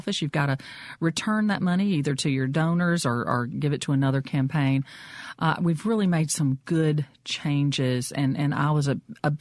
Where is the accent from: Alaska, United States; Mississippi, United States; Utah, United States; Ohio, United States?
Mississippi, United States; Brookhaven; I am from Brookhaven, and I represent Lincoln County